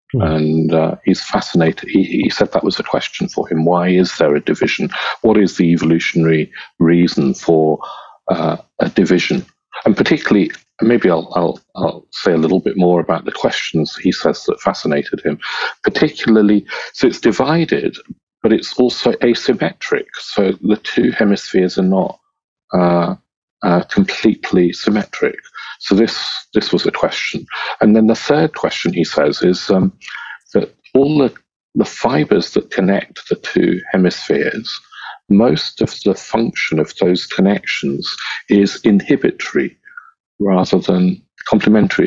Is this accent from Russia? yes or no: no; England, United Kingdom; also born or lived in Kenya; my parents were Indian, but I, have lived most of my life in England since I was two, and I wasn't born in India anyway. I was born in Africa, in Kenya